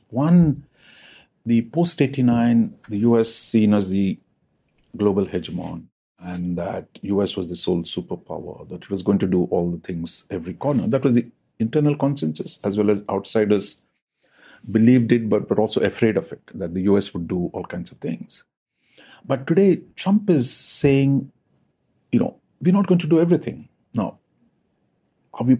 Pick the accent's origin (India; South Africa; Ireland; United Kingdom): India; as an Indian